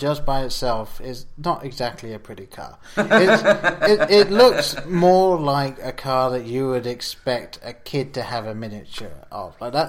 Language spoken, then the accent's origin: English; England, United Kingdom; growing up in England, we didn't have the DeLorean.